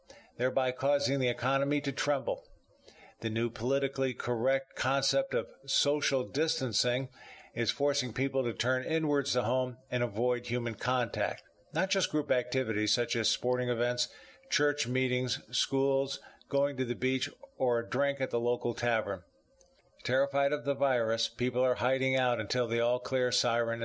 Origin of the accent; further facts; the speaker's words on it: the South, United States; now in Palm Harbor, United States; I'm from the South